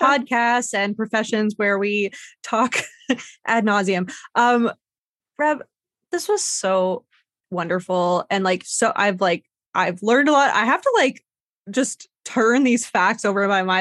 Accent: Canada; I love that I'm from Canada. I have a lot of good feelings towards this country

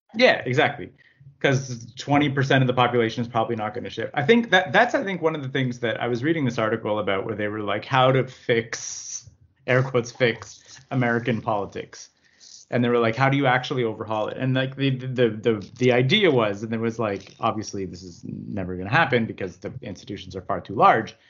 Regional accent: Canada; as a Canadian

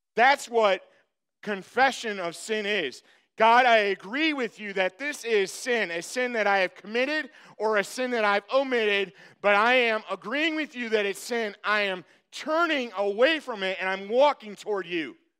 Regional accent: Michigan, United States; I'm from Michigan.

